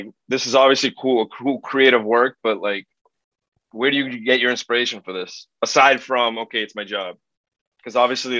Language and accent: English; United States; I am full Greek, for the record. I was born in the States, but I'm full Greek and I know the Greek language.